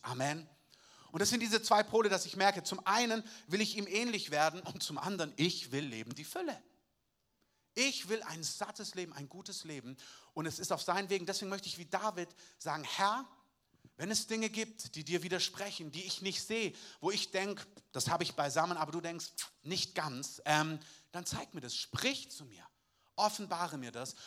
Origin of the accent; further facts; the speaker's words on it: Southern Germany, Germany; als Süddeutscher